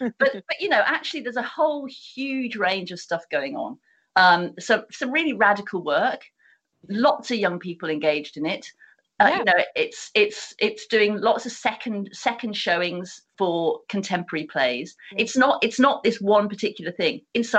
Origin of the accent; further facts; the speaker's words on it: United Kingdom; how we as British people, because it's a very specific phenomena to this country.